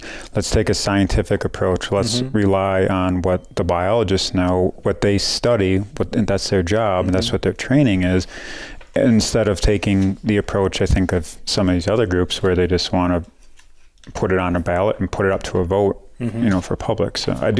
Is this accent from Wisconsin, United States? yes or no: yes; Wisconsin, United States; now in Colorado, United States; so I grew up in Wisconsin, quite a ways away from here